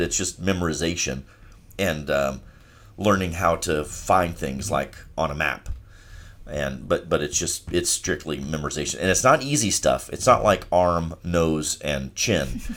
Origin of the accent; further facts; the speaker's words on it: Charleston, South Carolina, United States; I'm from Charleston, and I love the city